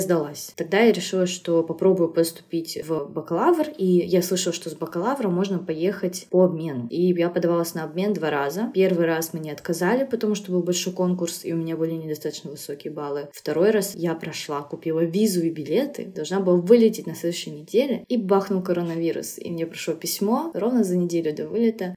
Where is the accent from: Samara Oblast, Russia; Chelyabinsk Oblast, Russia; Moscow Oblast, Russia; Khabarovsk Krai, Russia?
Khabarovsk Krai, Russia; Khabarovsk; moved away as an adult; now in South Korea; Хабаровск, мой родной город в России, и все, и родилась я